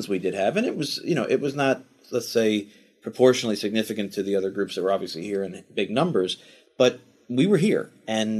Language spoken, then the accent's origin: English; United States; as an American who was born here with a dad who was born here and a mom who was born here